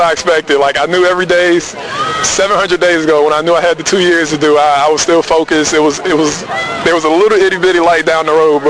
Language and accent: English; Virginia, United States; moved away as an adult; I grew up in Virginia, only child